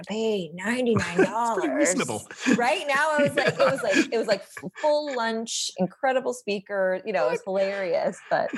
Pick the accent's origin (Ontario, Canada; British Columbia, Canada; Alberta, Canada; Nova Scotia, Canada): British Columbia, Canada; Vancouver Island; I grew up on Vancouver Island and my dad was in forestry